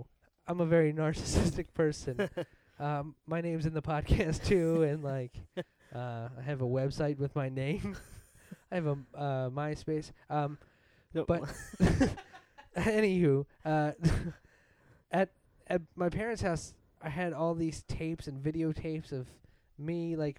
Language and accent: English; Delaware County, Pennsylvania, United States; accent: Delco